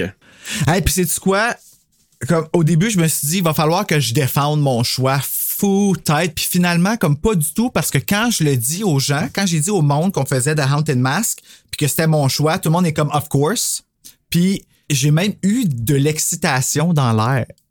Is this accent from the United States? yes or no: no; Canada; nous, au Canada, quand on était jeunes